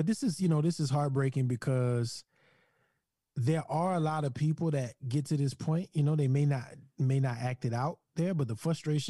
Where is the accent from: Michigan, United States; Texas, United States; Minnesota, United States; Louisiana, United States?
Louisiana, United States; Yeah, Louisiana, the sheriff's deputy.